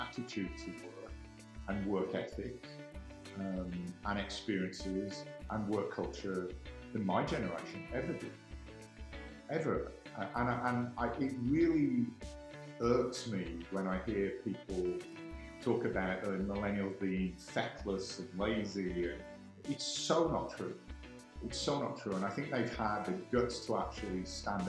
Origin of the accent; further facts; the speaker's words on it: England, United Kingdom; moved away as an adult; also born or lived in Ireland / White Rock, Canada; now in Calgary, Canada; I am born in Ireland, raised in England. So I'm clearly, from my accent, not a native Calgarian